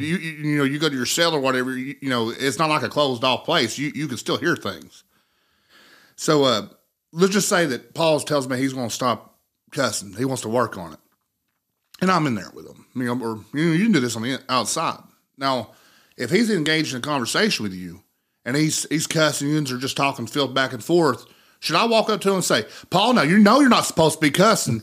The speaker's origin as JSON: {"language": "English", "town": "Cold Creek", "country": "United States", "tie": "born or raised there", "said": "living in Monroe County, for me, that's where I'm from. I was born and raised in Cold Creek"}